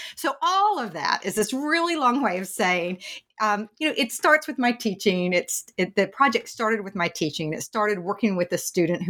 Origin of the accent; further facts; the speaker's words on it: Tennessee, United States; I grew up in the South in East Tennessee